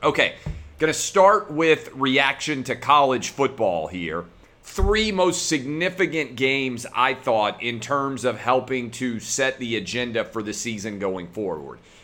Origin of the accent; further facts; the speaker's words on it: Nashville, Tennessee, United States; Nashville, my hometown